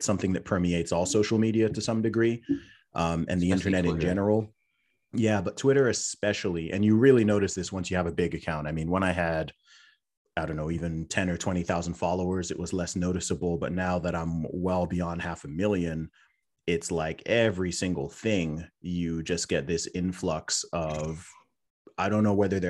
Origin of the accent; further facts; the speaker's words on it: Saudi Arabia; also born or lived in United Kingdom; originally from the UK, born in the UK, family background originally from Nigeria. I was raised in Saudi Arabia, went to an international/American school out there, which is why my accent confuses a lot of people.